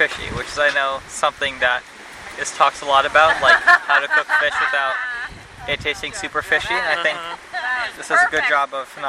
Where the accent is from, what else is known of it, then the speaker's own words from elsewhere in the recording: New York City, New York, United States; I'm from New York City, and I'm currently at Cornell.